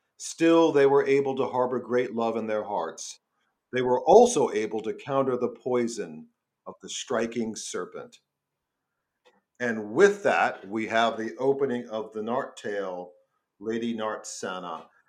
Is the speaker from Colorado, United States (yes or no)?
no; New York City, New York, United States; I'm from New York. I'm from Staten Island.